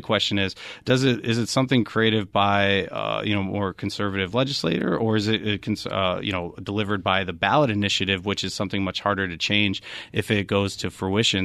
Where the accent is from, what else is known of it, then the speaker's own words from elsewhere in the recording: Wisconsin, United States; now in Arizona, United States; I'm actually from, uh, Wisconsin is where I hail from